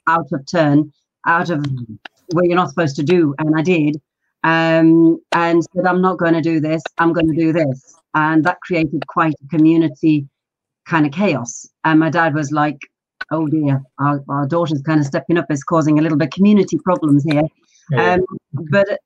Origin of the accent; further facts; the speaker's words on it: London, United Kingdom; English is a second language; also born or lived in Pakistan; I was born in Pakistan. So my story really is living an oil-lit lantern village life and arriving in London